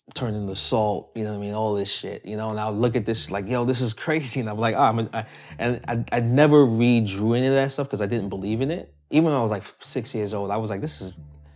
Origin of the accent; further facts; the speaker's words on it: Spanish Town, Jamaica; moved away; also born or lived in Saint Ann Parish, Jamaica; I was born in Spanish Town, Jamaica. I'm an only child. My mom, I was raised mainly by my mom's side of the family.